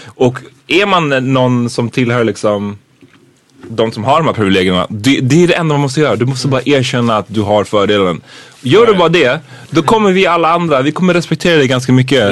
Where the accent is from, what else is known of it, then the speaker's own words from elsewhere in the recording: Sweden; som svenskar